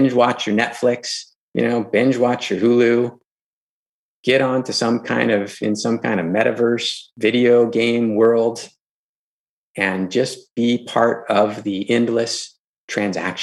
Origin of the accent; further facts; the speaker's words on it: Los Angeles, California, United States; I grew up in Los Angeles, you know, in the 80s, in the 90s